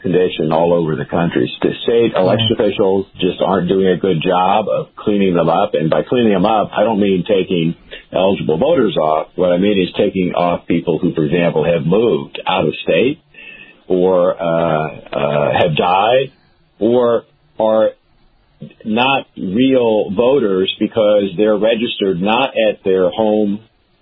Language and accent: English; Alabama, United States; somebody born and raised in Alabama